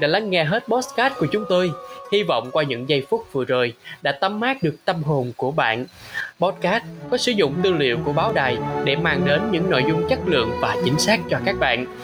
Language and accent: Vietnamese; Đồng Tháp, Vietnam; moved away; also born or lived in Ho Chi Minh City; quê tôi á thì có hò đồng tháp trứ danh